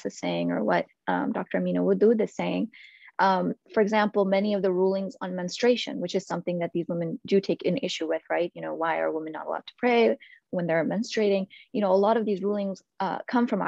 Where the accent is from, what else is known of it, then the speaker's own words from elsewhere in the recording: India; moved away; I'm originally from India